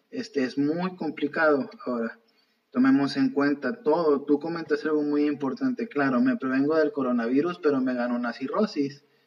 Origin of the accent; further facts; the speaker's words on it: Mexico; como buenos mexicanos